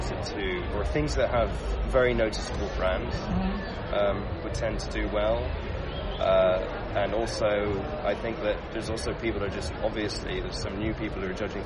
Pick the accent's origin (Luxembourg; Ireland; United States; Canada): Luxembourg; moved away; I grew up in Luxembourg, actually, like a small country in Central Europe